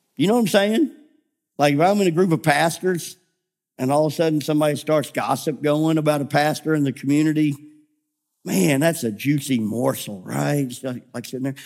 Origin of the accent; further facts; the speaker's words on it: Memphis, Tennessee, United States; moved away; I grew up in Memphis.